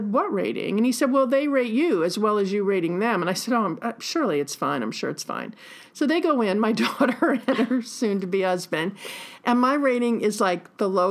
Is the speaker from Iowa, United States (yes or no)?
no; New York, United States; I'm a New Yorker